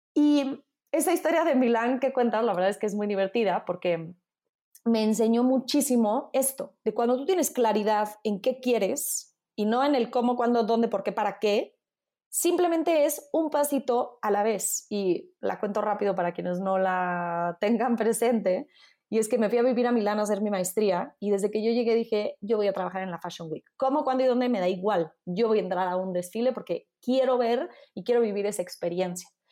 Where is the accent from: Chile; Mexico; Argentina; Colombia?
Mexico; accent: Mexican; moved away as an adult; also born or lived in Italy; hablo italiano con un fuerte acento mexicano, entonces luego, luego de, ¿de dónde eres? De México